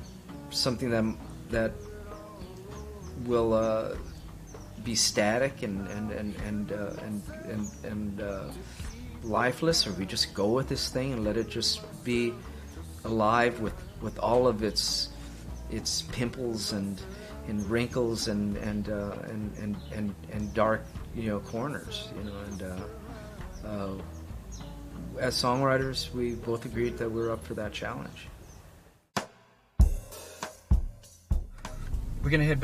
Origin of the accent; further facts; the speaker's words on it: East Los Angeles, California, United States; growing up in East